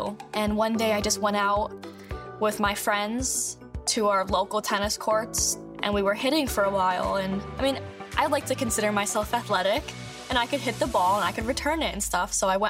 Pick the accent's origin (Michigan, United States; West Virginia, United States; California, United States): Michigan, United States; Oxford; I'm a survivor of the Oxford High School shooting. I grew up in Oxford, Michigan